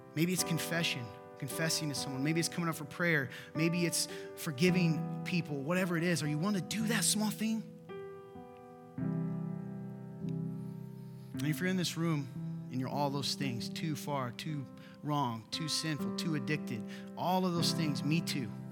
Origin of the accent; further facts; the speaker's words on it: Nappanee, Indiana, United States; I'm from Napan, Indiana. I live there